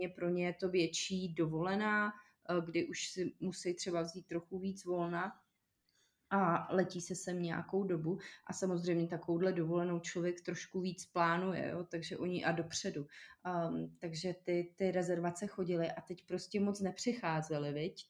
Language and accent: Czech; Czechia; my Češi